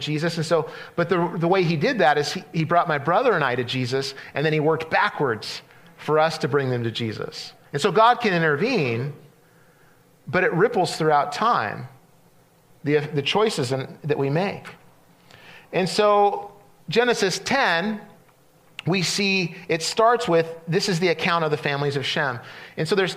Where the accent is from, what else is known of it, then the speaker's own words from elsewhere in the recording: Central California, United States; where I grew up in Central California